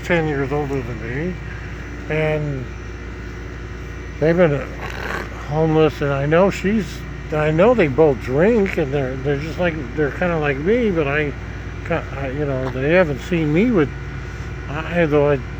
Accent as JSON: {"language": "English", "region": "Nebraska", "country": "United States", "tie": "born or raised there", "moved": "yes", "lives_now": "Florida, United States", "said": "Nebraska, my home state, Nebraska"}